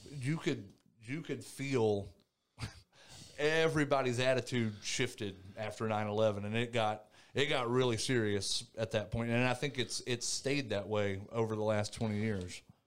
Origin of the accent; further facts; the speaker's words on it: Thomasville, North Carolina, United States; moved away as an adult; I was born and raised in North Carolina, uh, little place called Thomasville, North Carolina.